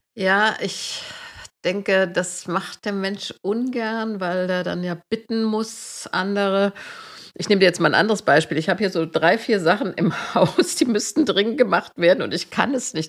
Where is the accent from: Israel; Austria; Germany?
Germany; Marburg, Hesse; ich bin ja in Marburg zur Schule gegangen